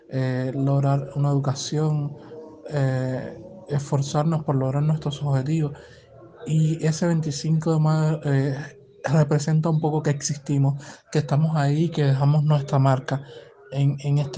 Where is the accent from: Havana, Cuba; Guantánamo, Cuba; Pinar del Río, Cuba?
Havana, Cuba; eh, soy de La Habana, Cuba.